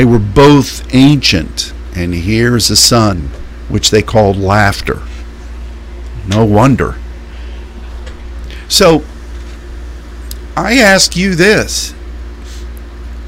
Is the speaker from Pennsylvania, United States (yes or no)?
yes; Pittsburgh, Pennsylvania, United States; I grew up in Pittsburgh, Pennsylvania